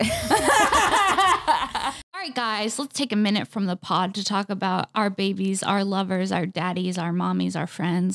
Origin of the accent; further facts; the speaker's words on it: Los Angeles, California, United States; I grew up in Encino.